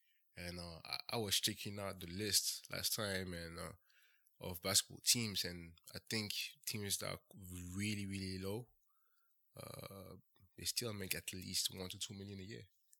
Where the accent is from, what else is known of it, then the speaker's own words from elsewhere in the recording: Benin; So, I'm from Benin.